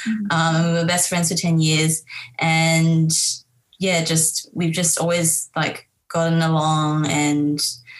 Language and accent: English; Harbin, Heilongjiang, China; moved away; I'm actually from Harbin in China.